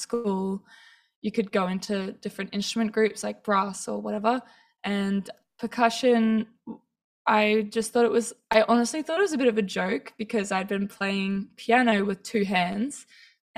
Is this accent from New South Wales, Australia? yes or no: no; Townsville, Queensland, Australia; I grew up in Townsville, so there weren't actually that many percussionists.